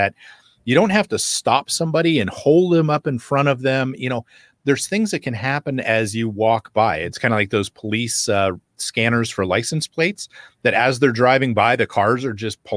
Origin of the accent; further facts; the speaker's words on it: United States; I'm from America